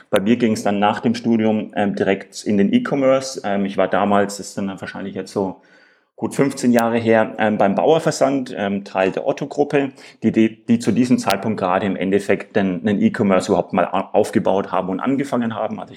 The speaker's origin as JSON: {"language": "German", "town": "Nuremberg", "region": "Bavaria", "country": "Germany", "said": "Ich komme ursprünglich aus Nürnberg."}